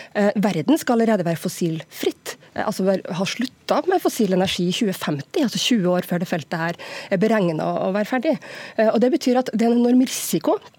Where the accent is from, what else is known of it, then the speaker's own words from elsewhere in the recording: Norway; Jeg er nordmann som alle andre og stolt av landet mitt